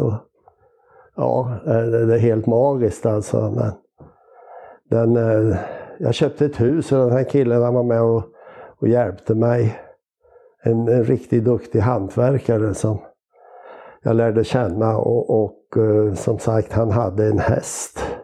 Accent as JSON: {"language": "Swedish", "town": "Karlskoga", "region": "Värmland", "country": "Sweden", "moved": "as an adult", "lives_now": "Lindesberg, Sweden", "said": "Jag är ju räknar mig som värmlänning som flyttade till Lindesberg då 1977"}